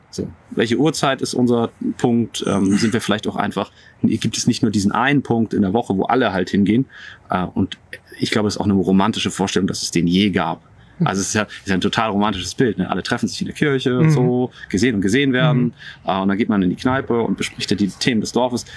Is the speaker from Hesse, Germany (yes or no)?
no; Buchholz in der Nordheide, Lower Saxony, Germany; also born or lived in Berlin; now in Dorfmark, Germany; Ich komme aus Buchholz in der Nordheide